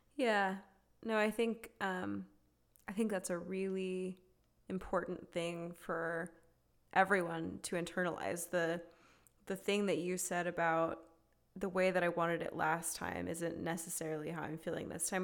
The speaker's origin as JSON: {"language": "English", "region": "the South", "country": "United States", "tie": "born or raised there", "said": "we as two women growing up in the South"}